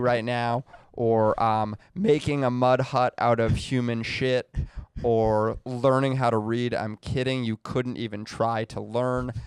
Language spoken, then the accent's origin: English; United States; I'm an American Jew